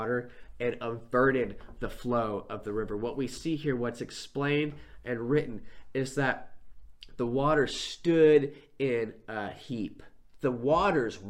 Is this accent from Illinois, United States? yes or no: no; Northern California, United States; I grew up in Northern California